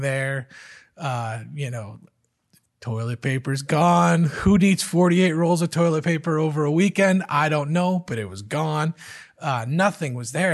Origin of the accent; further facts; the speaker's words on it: Michigan, United States; moved away as an adult; also born or lived in Virginia; I grew up in Michigan, just like Les and Carolyn.